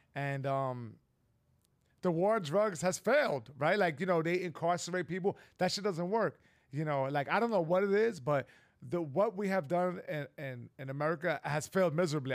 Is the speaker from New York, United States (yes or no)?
yes; New York, United States; I'm a New Yorker